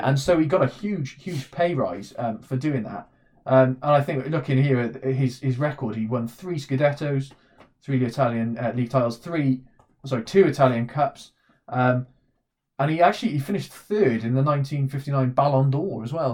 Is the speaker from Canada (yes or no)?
no; Welsh, Wales, United Kingdom; we are Welsh